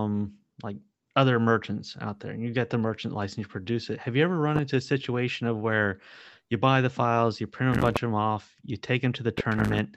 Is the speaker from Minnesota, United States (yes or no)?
no; San Diego, California, United States; I grew up in San Diego